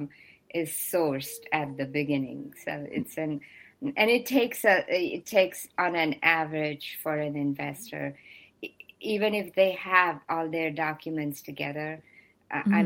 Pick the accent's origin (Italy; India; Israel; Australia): India; now in United States; I am originally from India